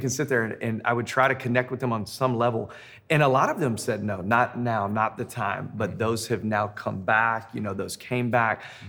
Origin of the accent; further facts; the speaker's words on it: Memphis, Tennessee, United States; now in Denver, United States; I'm in Denver, Colorado. Uh, I'm originally from Memphis.